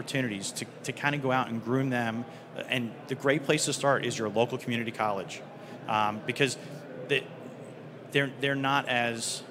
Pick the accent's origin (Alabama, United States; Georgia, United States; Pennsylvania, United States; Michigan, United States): Pennsylvania, United States; Eastern; I'm from Pennsylvania, Eastern Pennsylvania